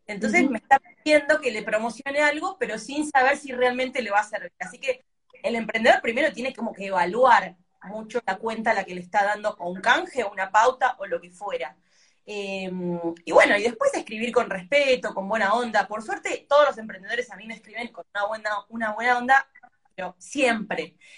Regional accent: Argentina; nuestra cultura de Argentina

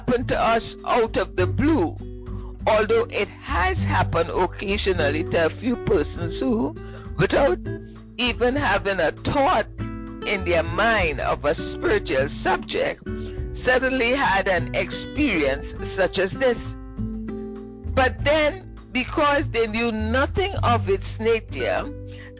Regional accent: Ottawa, Ontario, Canada; moved away as an adult; I'm from Ottawa, and I got transferred down here

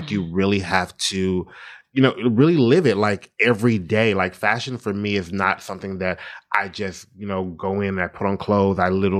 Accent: Statesboro, Georgia, United States; also born or lived in Atlanta, Georgia; I'm just really a small town boy from small town. I grew up in Statesboro, Georgia

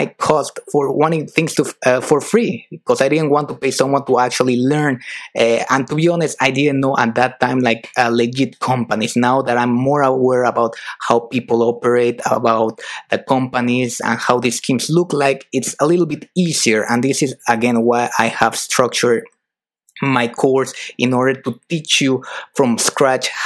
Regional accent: Mexico; moved away as an adult; also born or lived in United Kingdom / France; I'm originally from Mexico

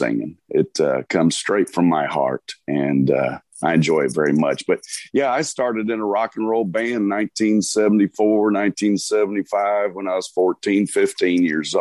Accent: Conroe, Texas, United States; also born or lived in Houston, Texas; now in New Braunfels, United States; I was born in Houston, but my parents moved to Conroe, which is kind of country, and it certainly was in the 70s.

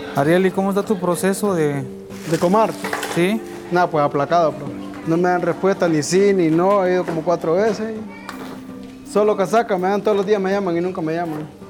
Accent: Honduras; moved away as an adult; now in Mexico City, Mexico; salí de, de Honduras el 20 21 de noviembre de 2019

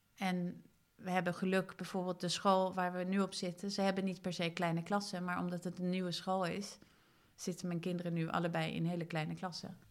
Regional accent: Sweden; now in Netherlands; Ik kom uit Zweden

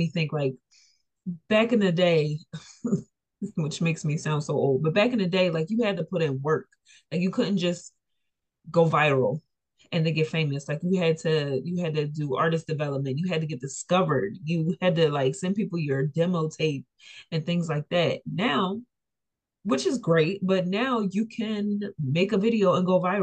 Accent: Philadelphia, Pennsylvania, United States; I'm from Philly

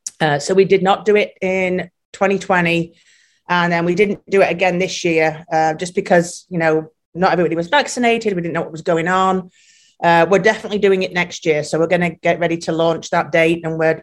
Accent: England, United Kingdom; moved away as an adult; And then I came over from England and my passion was sports turf.

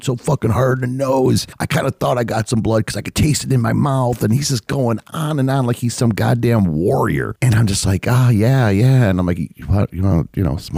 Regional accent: United States; I'm American, man. I'm in America. I speak English.

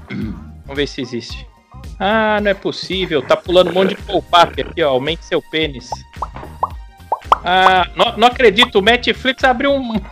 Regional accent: Quebec, Canada; born there; Eu sou canadense. Eu nasci no Canadá.

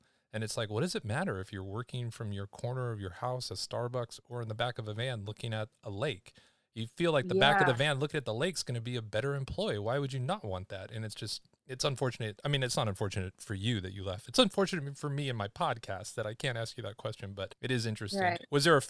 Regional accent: Seattle, Washington, United States; born there; Fun fact, I was born in Seattle.

